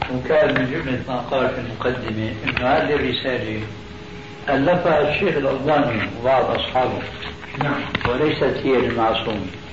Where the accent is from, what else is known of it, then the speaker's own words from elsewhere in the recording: Syria; عندنا في سوريا